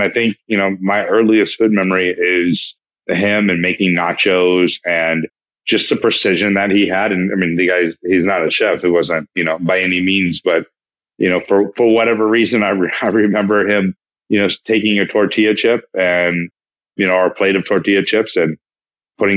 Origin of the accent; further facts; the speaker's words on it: Placerville, California, United States; also born or lived in Texas; now in Los Angeles, United States; I was born in Texas, but raised in Northern California